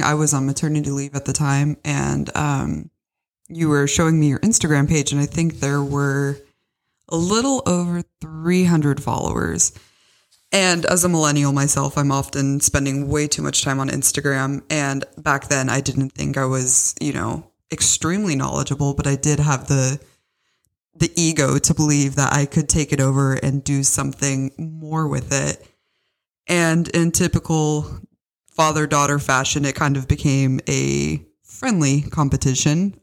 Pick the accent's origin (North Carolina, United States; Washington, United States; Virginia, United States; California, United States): Washington, United States; Bellevue; moved away as an adult; also born or lived in Tacoma, Washington; now in Austria; I was born in Washington, in Bellevue to be exact. And, you know, I went to high school in Tacoma